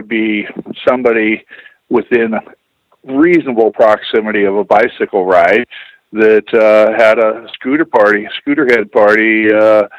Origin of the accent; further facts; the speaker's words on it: Tacoma, Washington, United States; I'm from Tacoma, Washington